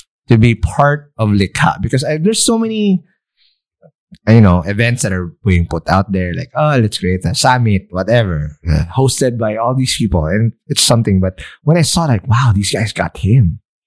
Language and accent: English; Philippines; a brown ass Filipino like me